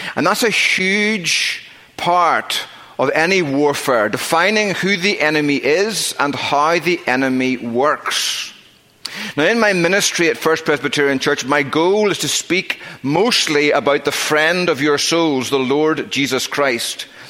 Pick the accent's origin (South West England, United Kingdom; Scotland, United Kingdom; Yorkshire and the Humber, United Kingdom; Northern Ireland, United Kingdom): Northern Ireland, United Kingdom; moved away; I grew up in Northern Ireland